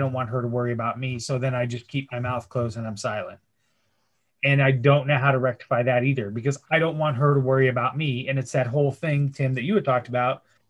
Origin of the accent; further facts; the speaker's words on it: Des Moines, Iowa, United States; I lived in a, you know, a small market, Des Moines, my entire life